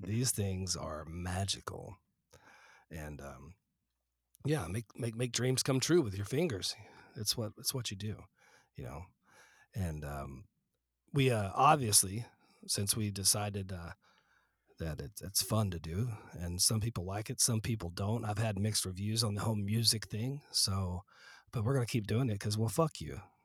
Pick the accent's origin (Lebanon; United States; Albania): United States; Fort Collins, Colorado; when I was growing up in Fort Collins